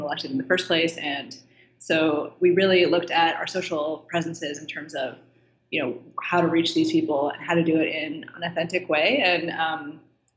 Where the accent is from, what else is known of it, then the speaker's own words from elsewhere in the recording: D.C., District of Columbia, United States; I grew up just outside of Washington, D.C.